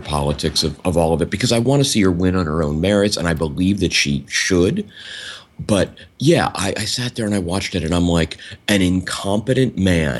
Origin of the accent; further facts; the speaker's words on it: Miami, Florida, United States; I grew up in Miami.